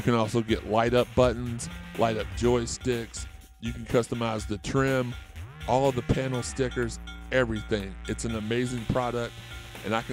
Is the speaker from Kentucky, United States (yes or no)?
yes; Louisville, Kentucky, United States; I grew up in Auburndale, which is like right across the bridge from it